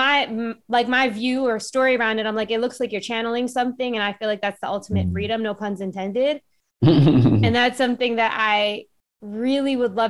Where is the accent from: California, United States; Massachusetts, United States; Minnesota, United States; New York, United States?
New York, United States; I grew up in New York